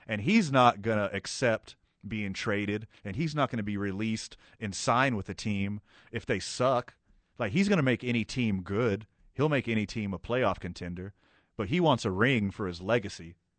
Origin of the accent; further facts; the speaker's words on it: right outside of Houston, Texas, United States; now in Albuquerque, United States; I grew up right outside of Houston